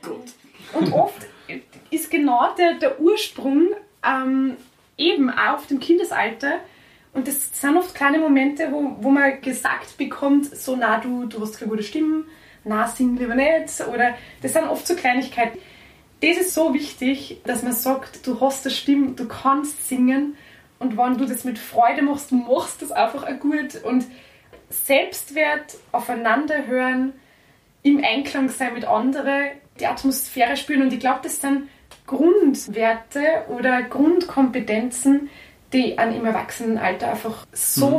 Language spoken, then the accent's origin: German; Kirchberg an der Pielach, Lower Austria, Austria; bei uns in Niederösterreich, also jetzt da in meinem Heimatort